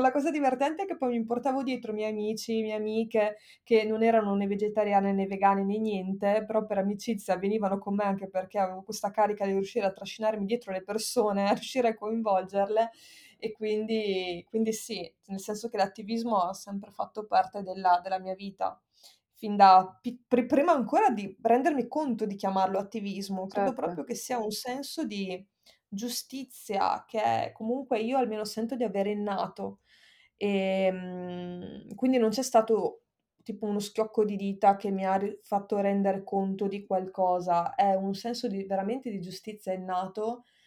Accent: Verona, Veneto, Italy; moved away as an adult; also born or lived in Bologna; io sono nata a Verona nell'88 e dopodiché ho fatto il liceo scientifico

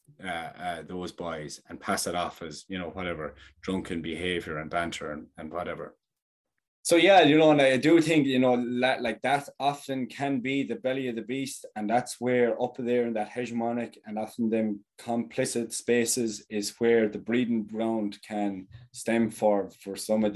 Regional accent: Thurles, Munster, Ireland; my hometown is Thurles

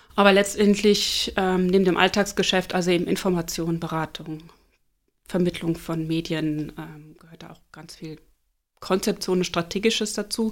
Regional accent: Flensburg, Schleswig-Holstein, Germany; moved away as an adult; also born or lived in Duisburg / Leipzig / Munich; now in Eckernförde, Germany; Gebürtig bin ich Duisburgerin. Da habe ich die ersten neun Jahre meines Lebens verbracht. Dann sind meine Eltern nach Flensburg gezogen. Dort habe ich meine Jugend verbracht.

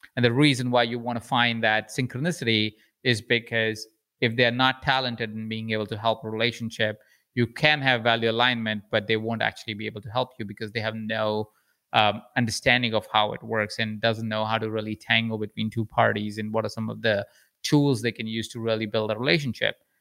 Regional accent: Jaipur, Rajasthan, India; accent: Indian; moved away; I'm an Indian man with an accent.

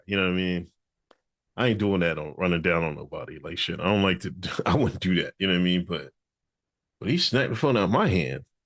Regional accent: Exeter, Pennsylvania, United States; I'm straight from Exeter, Pennsylvania, fucking son of a nurse and a crane operator

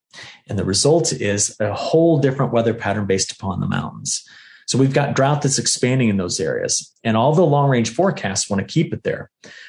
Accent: Illinois, United States; I'm from Illinois

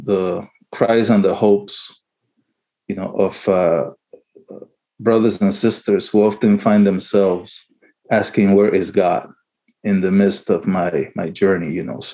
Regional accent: Panama; also born or lived in Chile; now in St. Louis, United States; I was born in Chile, my mother's motherland, but I grew up in Panama.

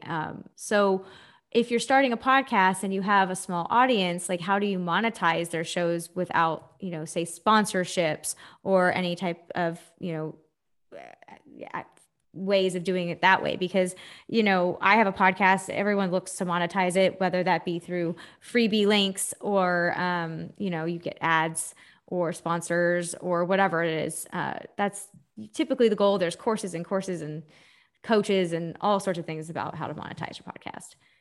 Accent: Texas, United States; I'm from Texas

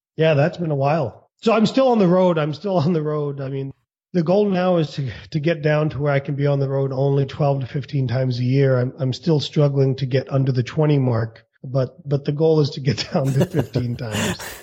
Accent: United States; also born or lived in India / Kansas City, United States; I was born in India. Uh, my parents brought me here against my will when I was two years old. We bought a motel. I lived in the motel for a long time, uh-huh. and then I wanted um, to get out of the small town

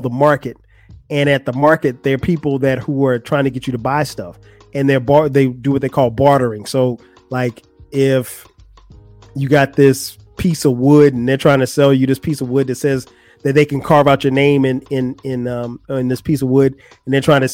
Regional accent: United States; And I am an American and I am Black

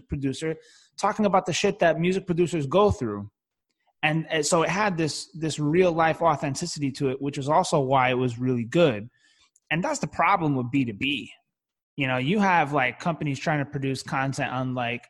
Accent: New York City, New York, United States; I grew up in the Bronx specifically

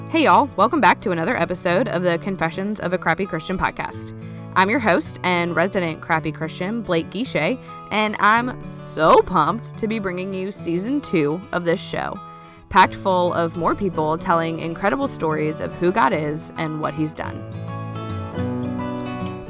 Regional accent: Cajun, Louisiana, United States; I'm Cajun

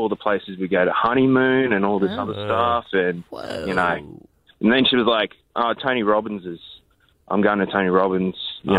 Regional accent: Brisbane, Queensland, Australia; moved away; I'm originally from Brisbane, so I'm going back in a couple of weeks.

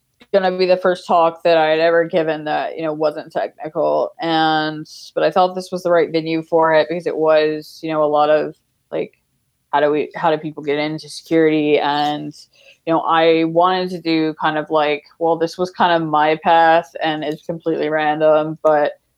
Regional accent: Mississippi, United States; I was also from Mississippi.

